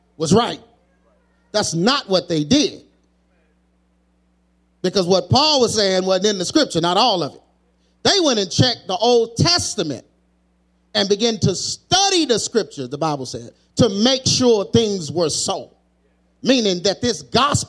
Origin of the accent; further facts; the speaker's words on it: United States; I'm an American